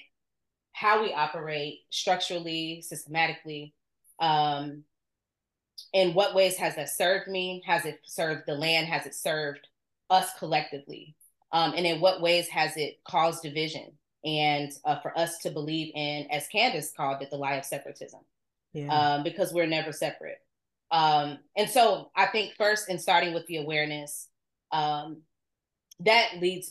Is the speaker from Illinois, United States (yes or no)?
yes; Chicago, Illinois, United States; Born and raised on the South Side of Chicago